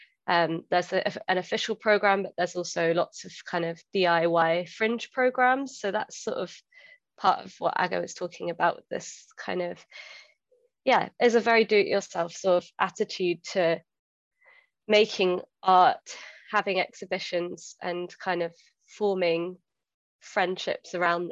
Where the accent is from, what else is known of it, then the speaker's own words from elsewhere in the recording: Dorset, South West England, United Kingdom; moved away as an adult; now in Glasgow, United Kingdom; I have lived here for 10 years now. So I moved here for university from Dorset, a very green 18-year-old who was just trying to get far away from Dorset and like the little small town feel. That I had growing up.